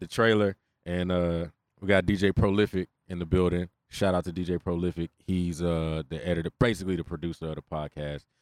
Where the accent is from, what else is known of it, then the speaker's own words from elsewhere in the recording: Houston, Texas, United States; I grew up in Inwood